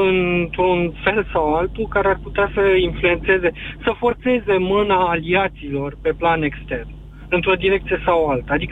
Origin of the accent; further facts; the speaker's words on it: Romania; Adică eu, ca român, m-aș simți mult mai confortabil dacă la conducerea Statelor Unite ar fi un republican